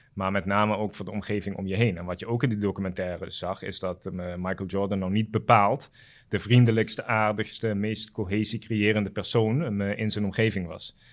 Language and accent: Dutch; Curaçao; moved away as an adult; now in Netherlands; ik ben daar wel op Curaçao opgegroeid